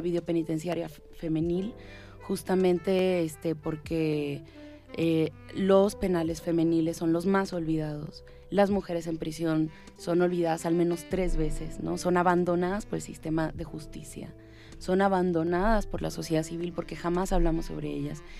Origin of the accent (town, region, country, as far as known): Tijuana, Baja California, Mexico; born or raised there; also born or lived in Cuba / Havana, Cuba